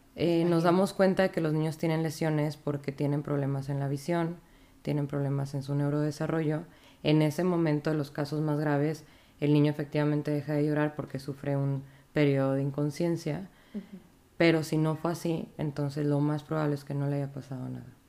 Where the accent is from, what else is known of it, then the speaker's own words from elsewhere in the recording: Monterrey, Nuevo León, Mexico; also born or lived in Saltillo; soy regia. Yo estuve en, en medicina en la UNI, en la Facultad de Medicina de aquí de Monterrey